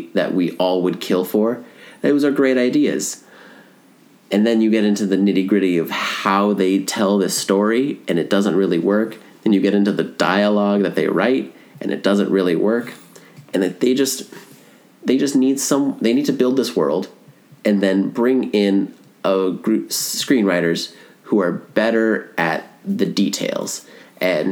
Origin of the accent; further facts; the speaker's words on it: Florida, United States; I was born in Florida, so it's its own thing